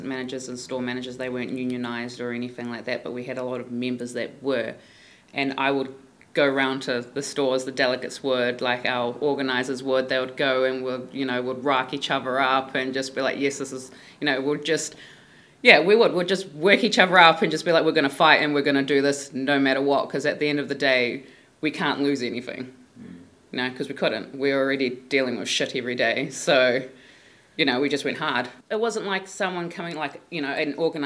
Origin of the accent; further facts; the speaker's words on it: Auckland, New Zealand; I'm from West Auckland